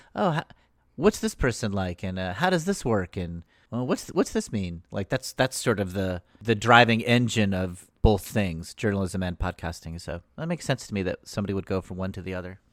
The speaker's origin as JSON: {"language": "English", "town": "Danbury", "region": "Connecticut", "country": "United States", "tie": "born or raised there", "said": "my hometown of Danbury"}